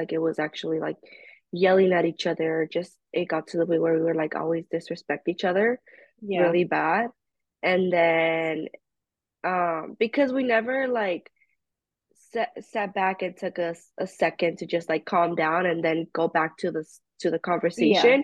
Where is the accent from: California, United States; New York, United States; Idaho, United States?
California, United States; I'm from California